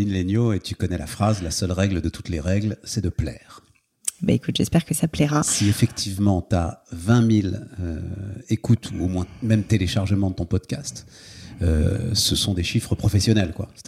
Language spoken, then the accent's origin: French; Paris, Île-de-France, France; also born or lived in Issy-les-Moulineaux / Lille; now in Hauts-de-Seine, France; je suis né à Paris, moi, je suis parisien.